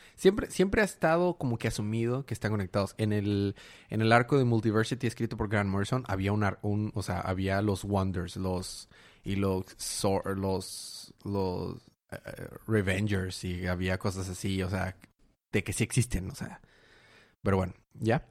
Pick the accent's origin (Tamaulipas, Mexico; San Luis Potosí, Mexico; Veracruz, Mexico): Tamaulipas, Mexico; Ciudad Madero; now in Monterrey, Mexico; Yo soy en realidad de Ciudad Madero, Tamaulipas